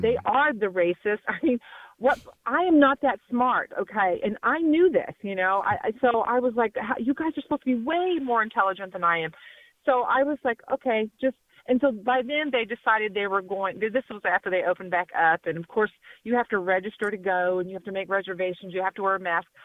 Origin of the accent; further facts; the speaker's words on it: Lawton, Oklahoma, United States; I'm from Lawton